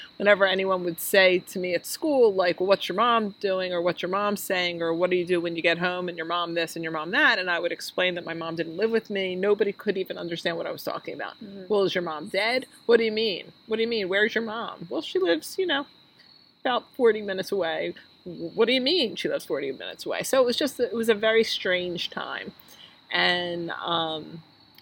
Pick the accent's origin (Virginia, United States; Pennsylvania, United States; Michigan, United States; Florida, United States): Pennsylvania, United States; Philadelphia; I grew up in Northeast Philadelphia